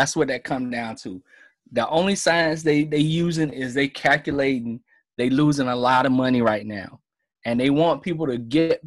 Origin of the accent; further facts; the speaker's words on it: South Carolina, United States; My home state is South Carolina